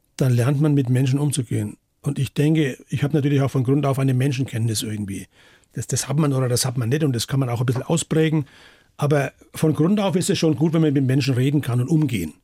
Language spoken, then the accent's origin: German; Bayreuth, Bavaria, Germany; das ist meine Heimatstadt